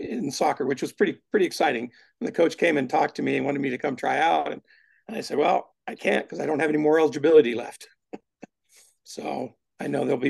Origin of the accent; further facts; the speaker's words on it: San Diego, California, United States; moved away as an adult; also born or lived in Fort Ord, California / San Luis Obispo, California; I grew up down in San Diego